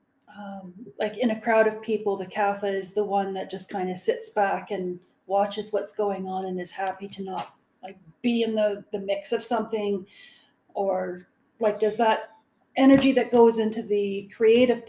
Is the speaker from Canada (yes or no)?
yes; Ontario, Canada; moved away; growing up in Ontario